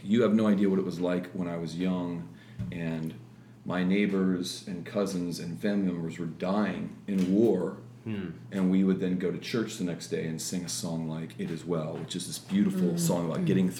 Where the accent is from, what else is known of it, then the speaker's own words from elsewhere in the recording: Midwest, United States; also born or lived in Florida; Pretty much the Midwest. {S3} Okay. {S2} Yeah. Florida for a while as a kid, but moved around a lot with Dad being a pastor.